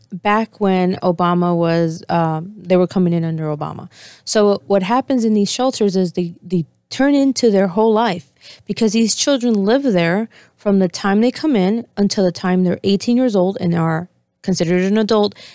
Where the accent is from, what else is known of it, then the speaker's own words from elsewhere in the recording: Argentina; moved away; I was born in Argentina